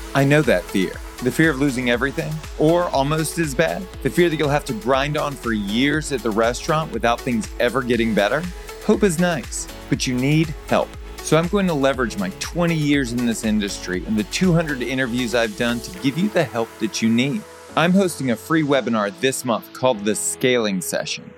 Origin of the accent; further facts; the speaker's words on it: Southern Louisiana, United States; I was born and raised in Southern Louisiana